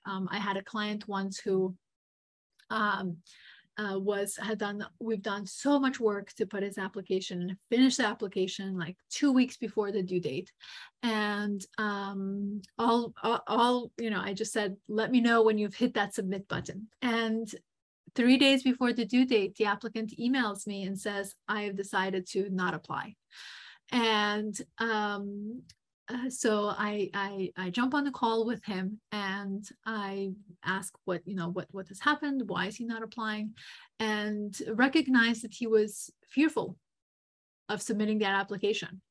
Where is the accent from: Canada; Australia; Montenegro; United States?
Montenegro; moved away; I am um, originally from Montenegro.